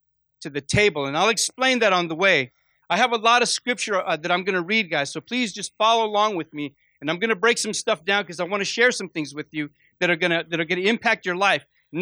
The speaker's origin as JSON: {"language": "English", "town": "Fresno", "region": "California", "country": "United States", "lives_now": "Las Vegas, United States", "said": "I came from Fresno, California, and when God called me to Vegas, my pastor told me, you're going to have to go get yourself a job."}